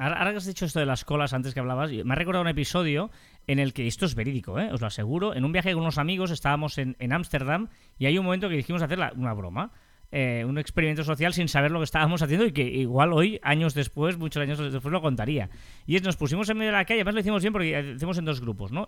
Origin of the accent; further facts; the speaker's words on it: Matadepera, Catalonia, Spain; es de mi pueblo